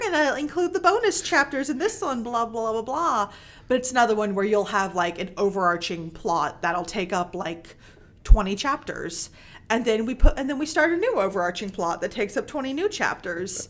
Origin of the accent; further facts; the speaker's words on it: Mississippi, United States; I'm from Mississippi